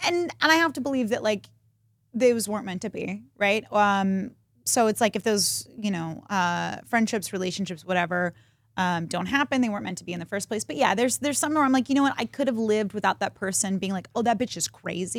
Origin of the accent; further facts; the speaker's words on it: Texas, United States; we're from Texas